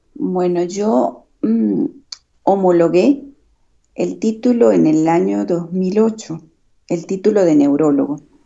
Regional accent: Venezuela; moved away as an adult; also born or lived in Madrid, Spain; now in Badajoz, Spain; somos los médicos venezolanos

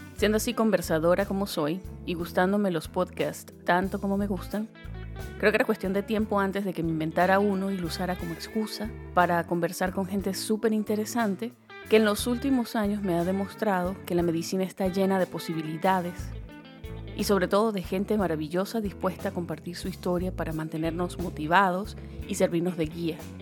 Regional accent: Venezuela; moved away as an adult; now in United States; Soy una médico venezolana que se vino hace años a Estados Unidos con dos maletas

